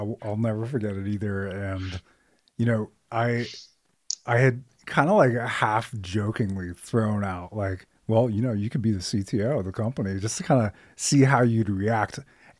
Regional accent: Finland; also born or lived in Dubai, United Arab Emirates; now in United States; I'm a first generation American. My parents were born in Iran. I was born in Dubai. I grew up in Finland, moved to the States in 96.

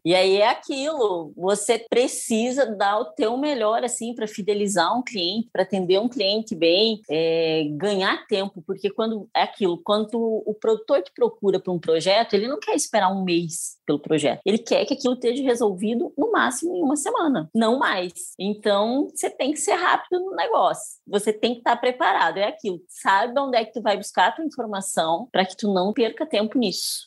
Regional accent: Paraná, Brazil; moved away as an adult; also born or lived in Porto Alegre, Rio Grande do Sul; now in Luís Eduardo Magalhães, Brazil; Eu nasci no Paraná

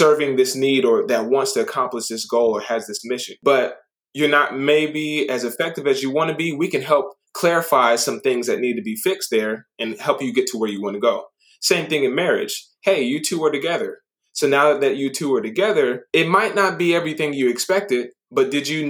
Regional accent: Japan; moved away; I grew up in Japan

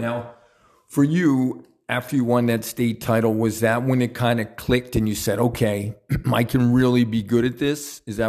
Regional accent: Easton, Pennsylvania, United States; Then back where I grew up in Southside Easton, and everybody in the neighborhood would look out for everybody's kids

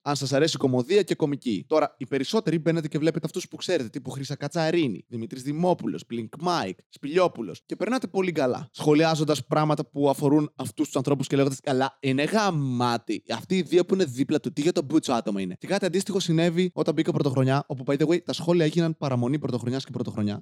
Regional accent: Serres, Central Macedonia, Greece; moved away; είμαι από σέρε.

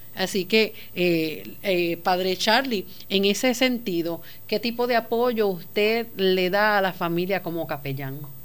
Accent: Puerto Rico; Como puertorriqueños

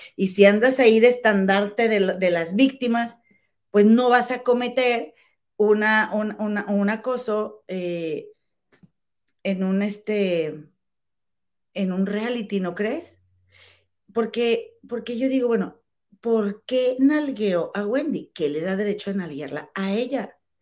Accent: Monterrey, Nuevo León, Mexico; moved away as an adult; now in Chicago, United States; Aquí en Chicago, la verdad, he, sido más mexicana que en México

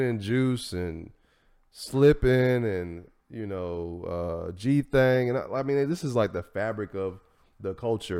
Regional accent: Tennessee, United States; I'm from Tennessee

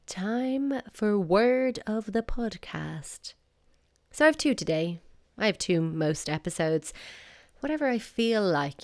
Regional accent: Dublin, Leinster, Ireland; accent: South Dublin; Heard in my South Dublin accent

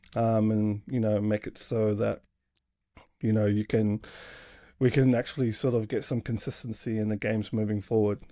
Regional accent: Sydney, New South Wales, Australia; now in New Zealand; born and raised in, uh, Sydney there

